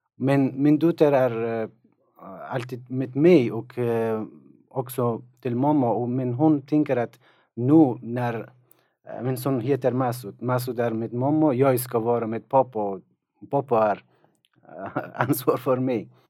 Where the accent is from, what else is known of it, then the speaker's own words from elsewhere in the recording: Afghanistan; Swedish is a second language; moved away as an adult; also born or lived in Tokyo, Japan; now in Sweden; Jag kommer från Afghanistan. Jag har bott i Sverige i tre år